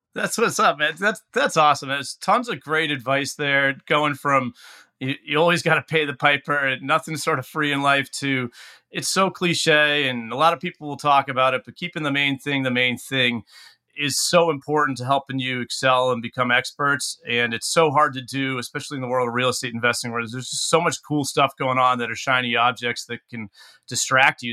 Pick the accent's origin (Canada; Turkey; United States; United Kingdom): United States; New England; being someone born and raised in New England